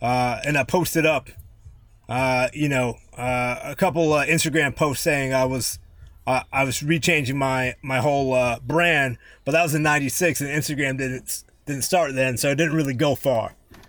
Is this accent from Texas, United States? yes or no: no; Yonkers, New York, United States; born there; You know, I was born in New York. Yonkers.